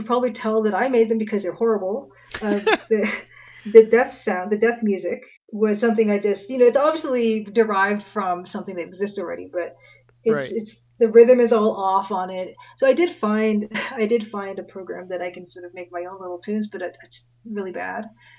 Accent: Ontario, Canada; We're both Canadian. I'm Ontario, you're BC, I guess.

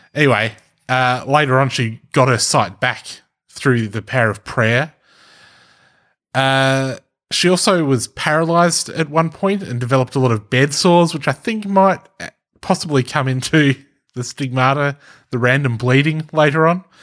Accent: Australia; accent: Australian; an Australian accent 'cause I am Australian

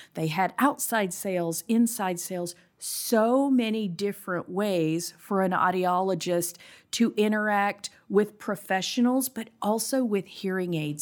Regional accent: South Carolina, United States; also born or lived in Austin, Texas; now in Eden Prairie, United States; I'm from South Carolina

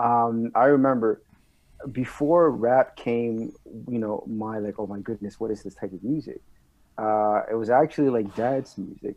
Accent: Laval, Quebec, Canada; first language French; English is a second language; also born or lived in Montreal; I was actually born and raised in Laval my entire life.

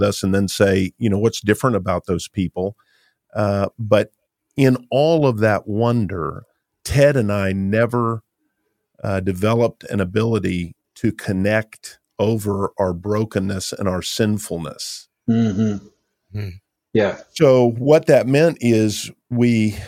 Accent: Lakeland, Florida, United States; I grew up here. I've lived here my whole life

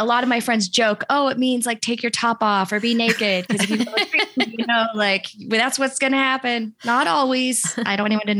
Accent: Seattle, Washington, United States; born there; I was born in Seattle and I'm fourth generation Seattle on both sides of my family.

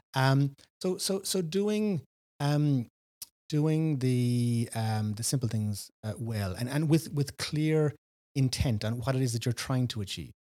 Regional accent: West Cork, Munster, Ireland; also born or lived in Dublin; born in, Br-, in Reardon, grew up here in, in, in West Cork

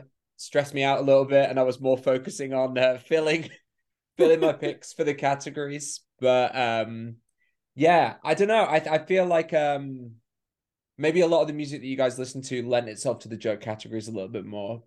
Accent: England, United Kingdom; as an English person

